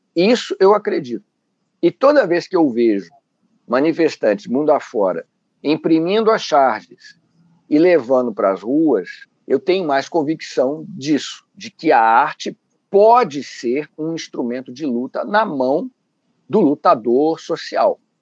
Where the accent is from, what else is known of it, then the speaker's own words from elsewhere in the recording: Rio de Janeiro, Brazil; nós somos carioca